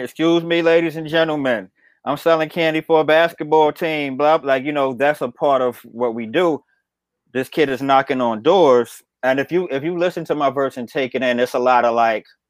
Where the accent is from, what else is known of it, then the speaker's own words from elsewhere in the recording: New York City, New York, United States; I'm from Bed Stuy